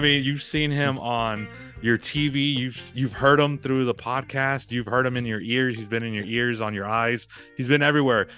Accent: San Antonio, Texas, United States; born and raised San Antonio

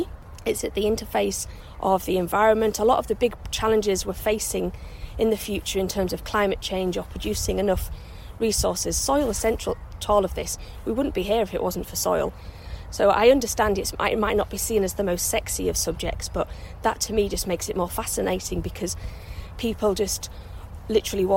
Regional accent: York, Yorkshire and the Humber, United Kingdom; moved away; I grew up in York, which is near the North Yorkshire Moors

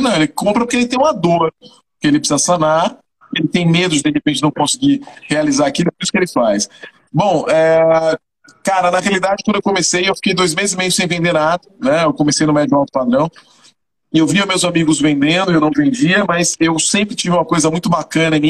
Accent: Salvador, Bahia, Brazil; moved away as an adult; also born or lived in São Paulo; now in Fortaleza, Brazil; Sou de Salvador, sou de Salvador, Bahia, cara. Ah, é Salvador, Nasci no né? bairro da Liberdade, no maior bairro negro

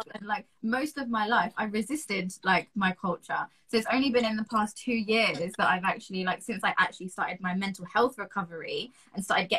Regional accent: England, United Kingdom; I was born in England, I was brought up in England, in England, I have loads of I've got a big part of the English culture within me, but my roots, like my family, come from Pakistan.

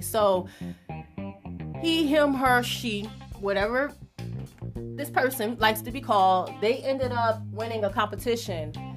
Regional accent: Miami, Florida, United States; I'm from Overtown too

